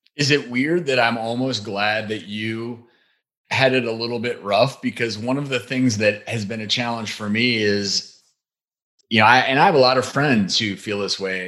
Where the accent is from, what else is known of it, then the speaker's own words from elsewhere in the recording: Midwest, just outside of St. Louis, Missouri, United States; We both grew up in the Midwest